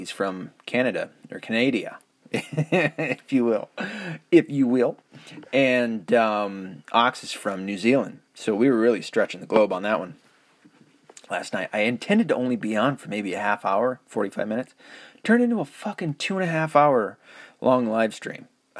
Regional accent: the South, United States; accent: southern; Man, I've really noticed that my southern accent is almost all but gone.

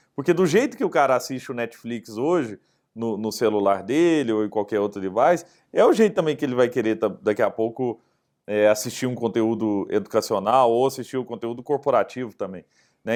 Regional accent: Araguari, Minas Gerais, Brazil; casa onde meus pais moram em Araguari, né? minha cidade onde eu nasci

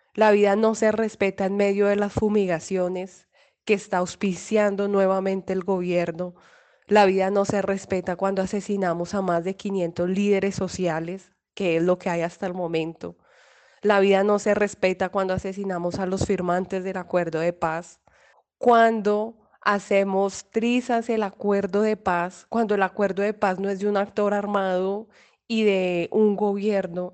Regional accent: Colombia; todos como colombianas y colombianos

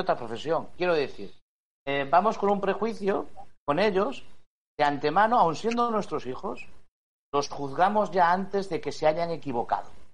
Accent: Spain; como español

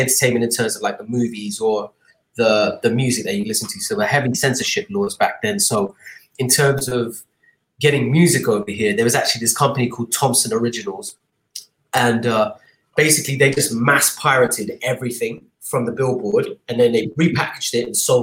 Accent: Dubai, United Arab Emirates; moved away as an adult; also born or lived in London, United Kingdom; growing up in Dubai was interesting in the 80s

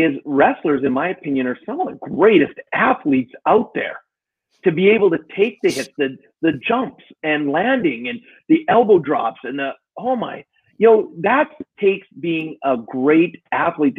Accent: Alberta, Canada; also born or lived in Edmonton, Canada / Calgary, Canada; I grew up a lot in Alberta, which is where I live now

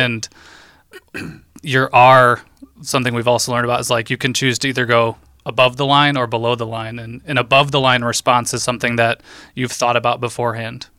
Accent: Holland, Michigan, United States; also born or lived in Chicago; I grew up here in Holland

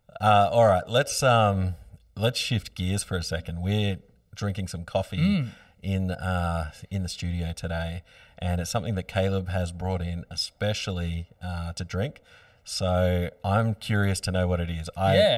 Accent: Bateau Bay, New South Wales, Australia; I grew up in Bateau Bay.

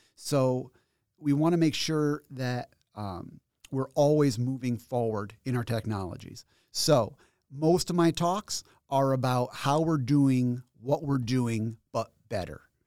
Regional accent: Schenectady, New York, United States; I was born in Schenectady, and I grew up in Schenectady, and then I went to college in Schenectady, and now I work here in Albany.

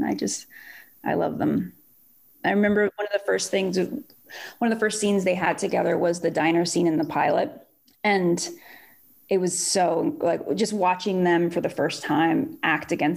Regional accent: Miami, Florida, United States; also born or lived in New York; now in Los Angeles, United States; I grew up in Miami.

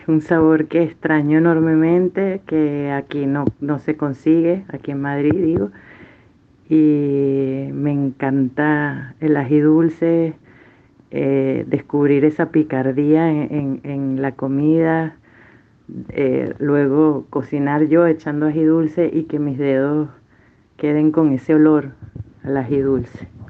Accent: Caracas, Miranda, Venezuela; Yo nací en Caracas, en la clínica El Ávila, donde por cierto nacieron también mis dos hijos. Y crecí en Altamira

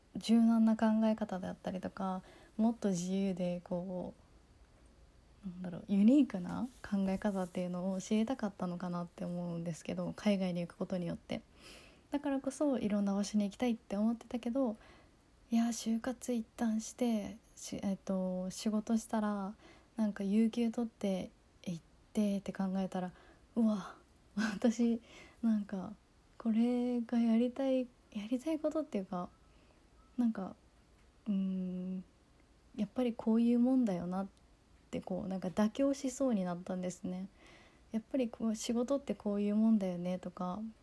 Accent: Kagoshima, Japan; also born or lived in United States; 高校は地元の鹿児島に鹿児島の高校に行って

